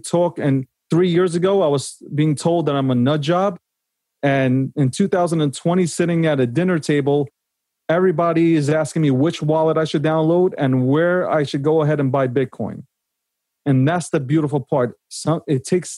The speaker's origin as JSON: {"language": "English", "town": "New York City", "region": "New York", "country": "United States", "tie": "born or raised there", "said": "I was born in Brooklyn"}